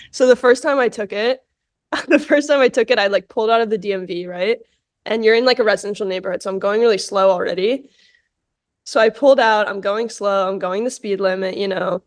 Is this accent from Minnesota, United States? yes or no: no; New York City, New York, United States; I grew up in New York, I grew up in New York City